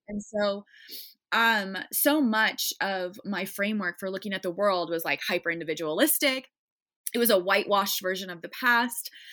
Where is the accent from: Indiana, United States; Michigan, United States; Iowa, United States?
Iowa, United States; now in Chicago, United States; I grew up in Iowa in a nice, predominantly white suburb, just, like, nice white Midwestern girl